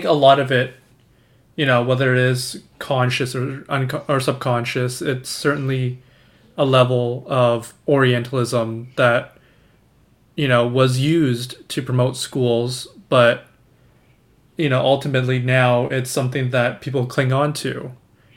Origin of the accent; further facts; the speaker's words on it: Markham, Ontario, Canada; growing up in Canada, I grew up in Markham